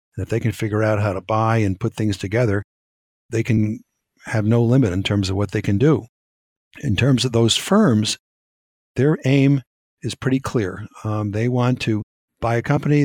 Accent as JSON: {"language": "English", "country": "United States", "said": "we Americans"}